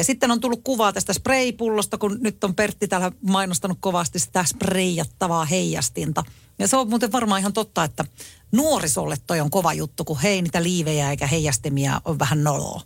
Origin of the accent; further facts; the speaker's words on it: Tampere, Pirkanmaa, Finland; meillä Tampereella